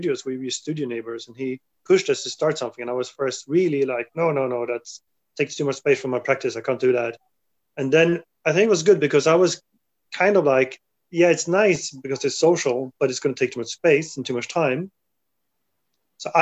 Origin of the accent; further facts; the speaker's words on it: Sweden; also born or lived in London; now in Berlin, Germany; I'm a Swedish sculptor.